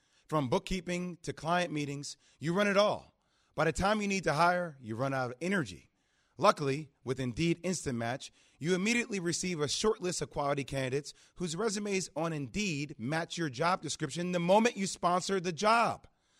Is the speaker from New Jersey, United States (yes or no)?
yes; New Jersey, United States; also born or lived in New York; And being born and raised in New Jersey, New York, I spent some time with him.